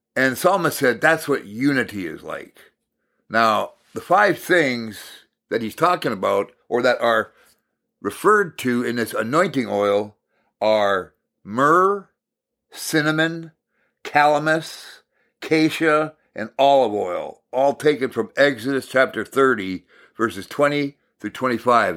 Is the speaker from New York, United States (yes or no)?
no; Hibbing, Minnesota, United States; I was raised in Maple Hill, just outside of Hibbing, Minnesota, and we had a forty-acre farm